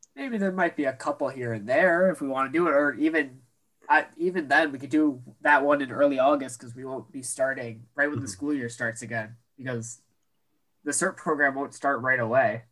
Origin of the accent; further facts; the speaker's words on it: Western New York, United States; we're from Western